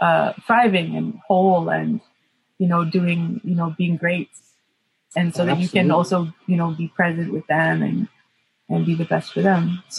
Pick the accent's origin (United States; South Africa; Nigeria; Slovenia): South Africa; Cape Town, Western Cape; the places that I grew up in Cape Town were not so safe.